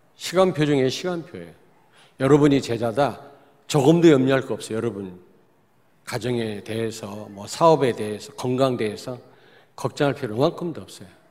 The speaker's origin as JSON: {"language": "Korean", "region": "Daejeon", "country": "South Korea", "tie": "born or raised there", "said": "저는 대전 출신이기 때문에 많이 바뀌었지만 잘 압니다."}